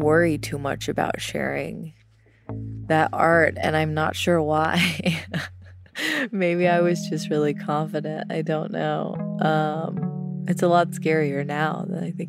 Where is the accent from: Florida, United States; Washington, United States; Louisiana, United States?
Louisiana, United States; I'm from Louisiana, and there was a restaurant chain called Brubacher's